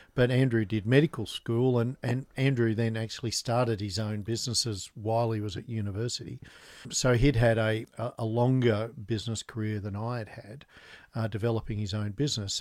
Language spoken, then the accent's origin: English; Newcastle, New South Wales, Australia; also born or lived in Canberra; I grew up in Newcastle